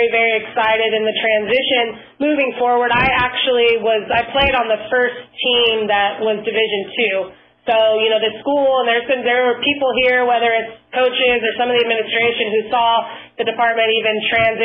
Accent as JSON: {"language": "English", "town": "San Diego", "region": "California", "country": "United States", "said": "I'm originally from San Diego, too, so being able to stay local"}